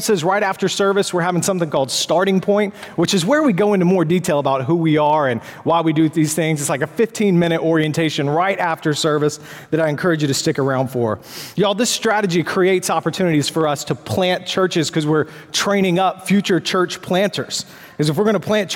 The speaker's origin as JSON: {"language": "English", "region": "the South", "country": "United States", "accent": "southern", "lives_now": "Charlotte, United States", "said": "my southern accent"}